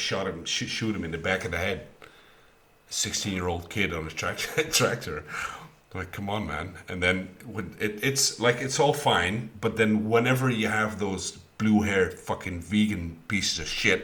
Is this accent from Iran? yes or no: no; Netherlands